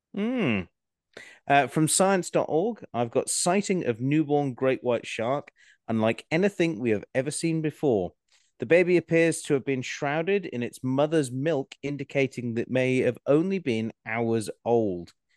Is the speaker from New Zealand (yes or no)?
no; Scotland, United Kingdom; I'm Scottish